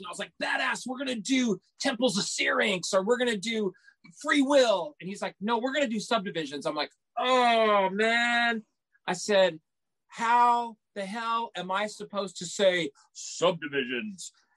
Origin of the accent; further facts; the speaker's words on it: San Antonio, Texas, United States; Growing up in San Antonio, Texas, we had a very influential radio station